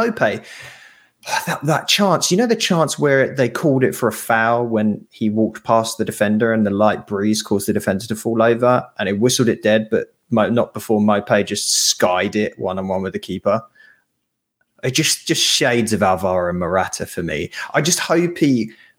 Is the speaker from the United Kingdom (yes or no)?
yes; London, United Kingdom; I grew up in Northeast London